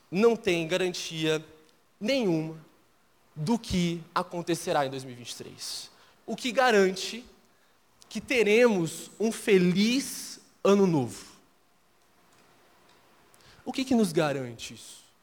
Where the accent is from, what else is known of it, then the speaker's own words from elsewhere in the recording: Minas Gerais, Brazil; eu sou mineiro, então eu não vou soltar nenhum ai na pregação, pode ficar tranquilo. E talvez você vai começar a perceber que eu não tenho tanto o mineirês. Eu já deixei um pouco, mas minha cultura ah, é muito mineira.